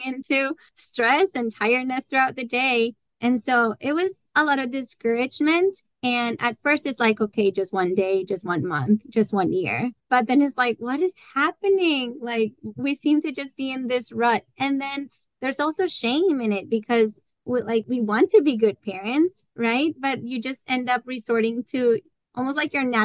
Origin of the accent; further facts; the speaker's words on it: Colombia; moved away as an adult; also born or lived in Iowa; now in United States; I was born and raised in Colombia, and then I went to college in Iowa